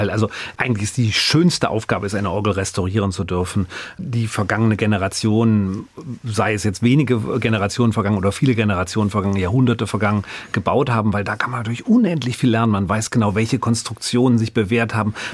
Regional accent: North Rhine-Westphalia, Germany; wohingegen jetzt wir als Rheinländer, wir verschlucken ja doch mal das ein oder andere.

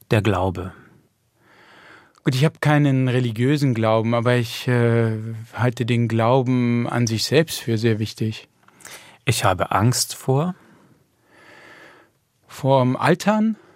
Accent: Netherlands; Mm, nein, das macht meine Frau, aber ich kann das schon als Holländer. Also die Pfannkuchen sind in Holland ja auch sehr beliebt.

